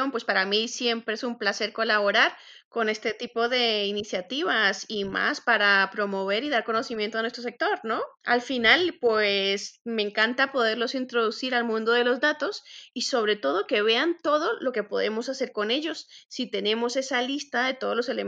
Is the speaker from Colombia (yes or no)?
yes; Colombia; also born or lived in Spain; Soy colombiana y española también. Soy arquitecta por la Universidad Politécnica de Madrid